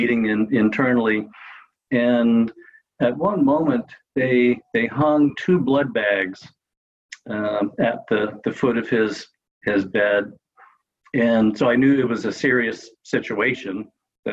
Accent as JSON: {"language": "English", "town": "Los Angeles", "region": "California", "country": "United States", "tie": "born or raised there", "moved": "as an adult", "lives_now": "Santa Rosa, United States", "said": "I grew up in Los Angeles and spent most of my high school"}